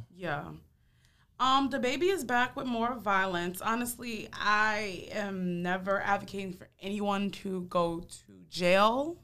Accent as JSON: {"language": "English", "town": "New York City", "region": "New York", "country": "United States", "said": "I'm from Harlem"}